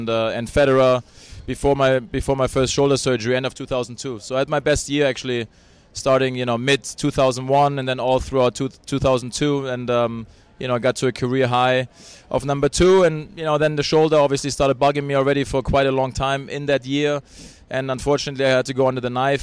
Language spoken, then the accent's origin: English; Hamburg, Germany; also born or lived in Bradenton, Florida; now in California, United States; I still want to go to Hamburg, which is my hometown.